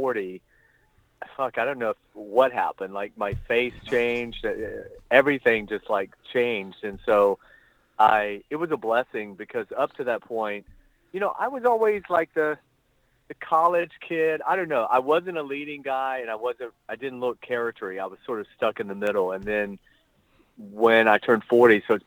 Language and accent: English; Athens, Georgia, United States; moved away as an adult; also born or lived in Palm Springs, California; now in Los Angeles, United States; I'm originally from Athens, Georgia. But I've been in LA 30 years